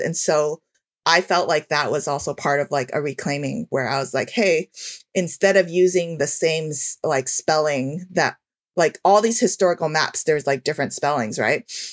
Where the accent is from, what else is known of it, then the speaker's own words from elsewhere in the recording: United States; as an Asian American